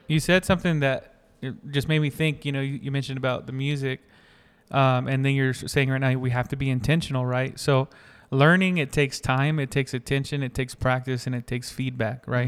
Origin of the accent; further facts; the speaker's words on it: North Carolina, United States; I grew up in North Carolina